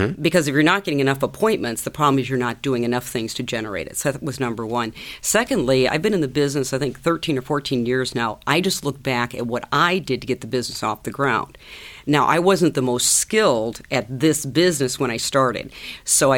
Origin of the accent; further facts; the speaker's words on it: Iowa, United States; Growing up in Iowa on a farm